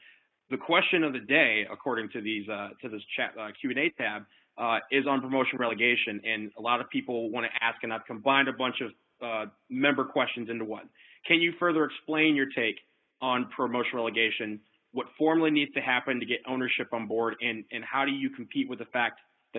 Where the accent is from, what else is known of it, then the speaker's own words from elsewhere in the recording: Michigan, United States; I'm also from Michigan